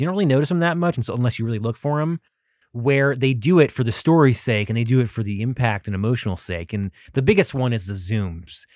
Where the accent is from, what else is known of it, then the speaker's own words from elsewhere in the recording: United States; I am an American